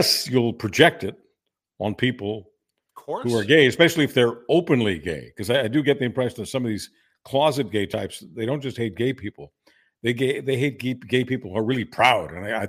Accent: Montreal, Quebec, Canada; moved away; also born or lived in Ontario / Toronto; I grew up in Montreal, which was, you know, the Paris of North America

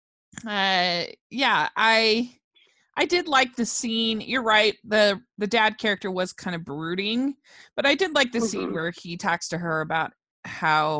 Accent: Maryland, United States; I grew up in Maryland

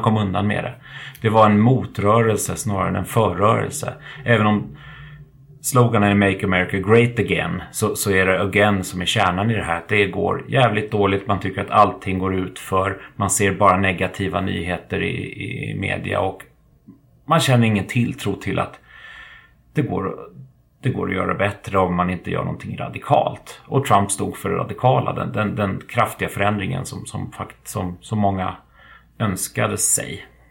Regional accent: Sweden

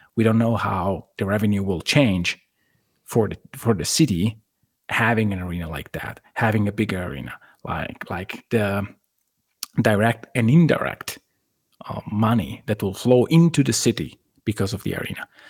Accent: Italy; I lived a very similar situation on my city where an arena has to be made in order to go from basically the second league in Italy to the first one

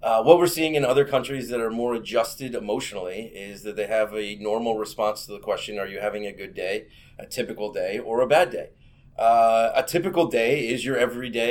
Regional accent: Northern Ireland, United Kingdom; You could say I'm from Northern Ireland or Ireland, really depends on what you want to do, right on the border there.

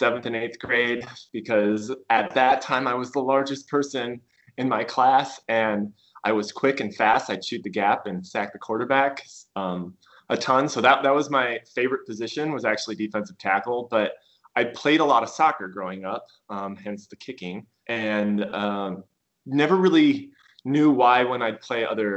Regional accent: Pierce, Nebraska, United States; growing up in Pierce, Nebraska, a small farm community

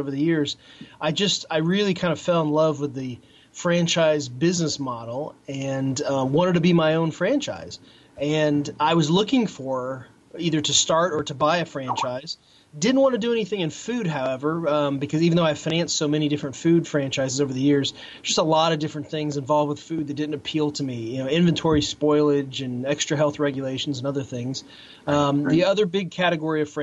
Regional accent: Peoria, Illinois, United States; moved away as an adult; also born or lived in Chicago / Philadelphia; I grew up outside of Peoria, Illinois, in a working class suburb there.

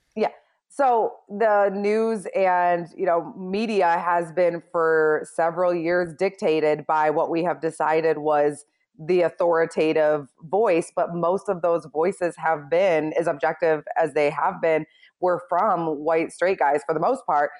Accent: Michigan, United States; moved away as an adult; also born or lived in Chicago; growing up in Michigan

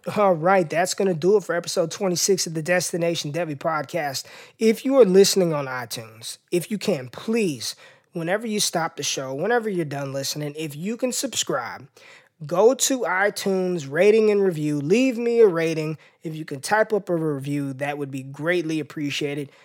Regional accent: Las Vegas, Nevada, United States; my hometown of Las Vegas, Nevada.

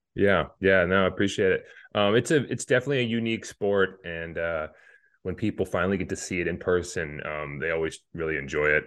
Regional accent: Hayward, Wisconsin, United States; my hometown of Hayward

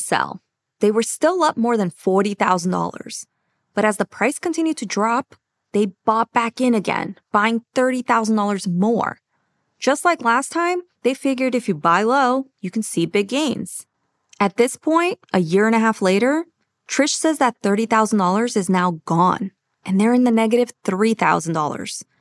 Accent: Brazil; I'm from Brazil

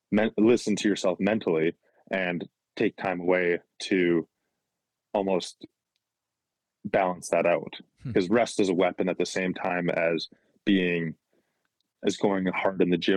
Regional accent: Calgary, Alberta, Canada; Yeah. So like growing up, obviously just being from the city

